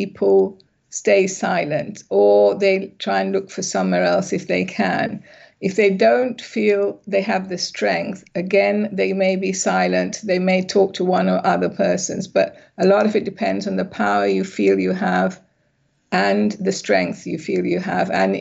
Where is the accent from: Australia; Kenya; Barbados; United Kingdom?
United Kingdom; England; also born or lived in Sri Lanka; I'm originally from Sri Lanka, but I grew up in England.